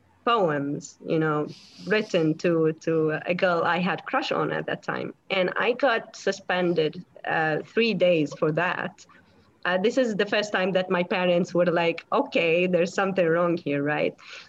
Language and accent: English; Syria; moved away; I came from the Middle East, you know, in Syria. Growing up in Syria wasn't really easy.